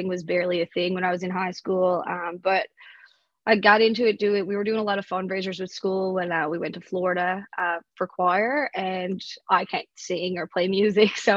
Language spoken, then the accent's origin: English; St. Bride's, Newfoundland and Labrador, Canada; also born or lived in Alberta; I am from St. Bride's, Cape Shore, very small place